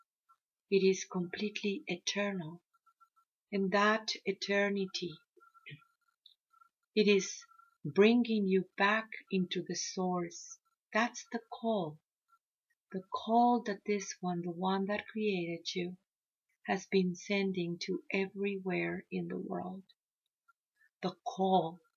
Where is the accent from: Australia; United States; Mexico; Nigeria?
Mexico; I come from the Maya Mexica tradition